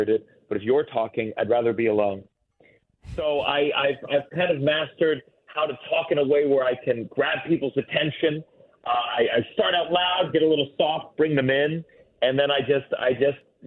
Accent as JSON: {"language": "English", "town": "New York City", "region": "New York", "country": "United States", "said": "I was from New York"}